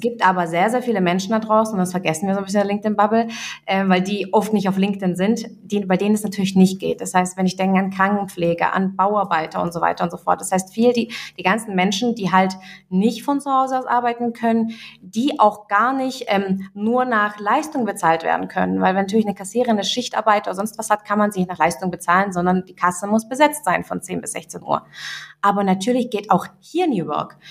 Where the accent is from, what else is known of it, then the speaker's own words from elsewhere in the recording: Göppingen, Baden-Württemberg, Germany; also born or lived in Russia; ich komme aus Göppingen, so kurz zur Info, und Göppingen liegt zwischen Stuttgart und Ulm